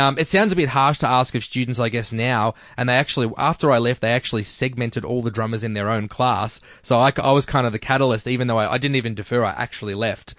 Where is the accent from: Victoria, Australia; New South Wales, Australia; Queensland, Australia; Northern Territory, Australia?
Victoria, Australia; Melbourne; also born or lived in Brunswick, Melbourne / Doreen, Victoria / Mernda, Victoria; Greensboro for ages, grew up in Greensboro